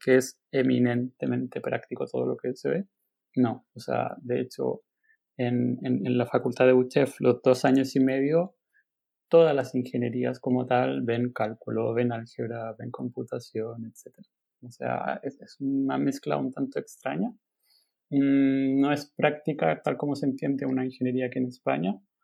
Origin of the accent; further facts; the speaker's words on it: Chile; moved away as an adult; now in Barcelona, Spain; estudié matemáticas en Chile, eh, bueno, somos de Chile, em, y estudié matemáticas en Santiago